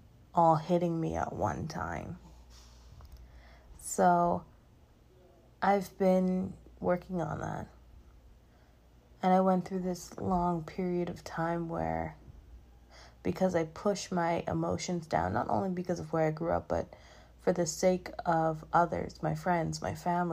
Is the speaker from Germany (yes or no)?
no; Bahamas; moved away as an adult; now in Orlando, United States; growing up in the Bahamas in particular, where mental health isn't really talked about